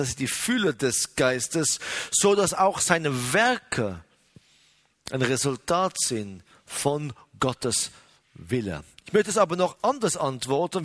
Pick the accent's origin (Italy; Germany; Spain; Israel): Israel; bei uns in Israel